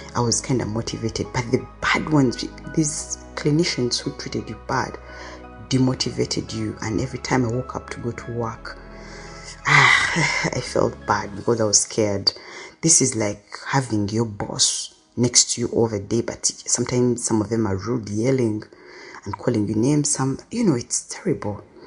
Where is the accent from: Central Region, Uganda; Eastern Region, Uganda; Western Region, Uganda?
Central Region, Uganda; Kampala; When I was young, I grew up in Katwe, which is a slum in uh, Uganda, Kampala